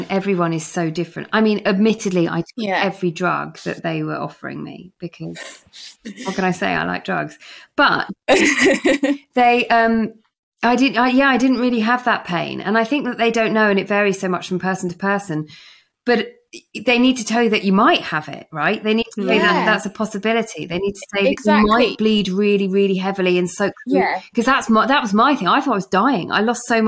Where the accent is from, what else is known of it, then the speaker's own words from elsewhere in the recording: England, United Kingdom; we're so bloody English